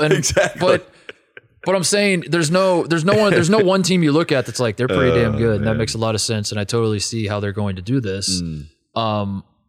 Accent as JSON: {"language": "English", "region": "Midwest", "country": "United States", "said": "I am cut from the Midwestern cloth of, if I don't feel well, I don't go to the doctor."}